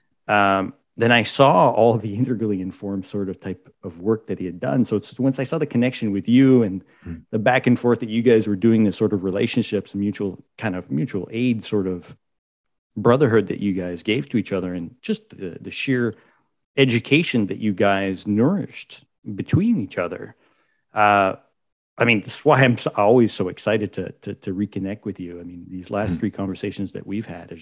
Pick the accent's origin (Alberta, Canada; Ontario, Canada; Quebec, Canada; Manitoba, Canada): Quebec, Canada; growing up in Quebec